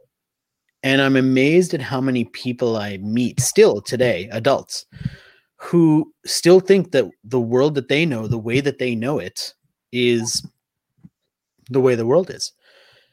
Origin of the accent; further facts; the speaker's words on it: United States; first language Hindi; also born or lived in India / Australia / Philippines; I grew up in the US